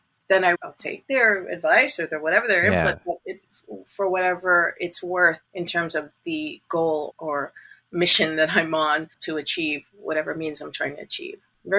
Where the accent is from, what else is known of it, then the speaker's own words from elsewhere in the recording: Canada; My children are dual citizenship as well, since I'm